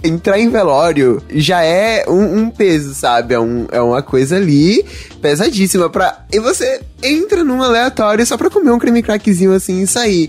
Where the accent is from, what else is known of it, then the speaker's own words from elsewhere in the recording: Bahia, Brazil; eu sou aqui da Bahia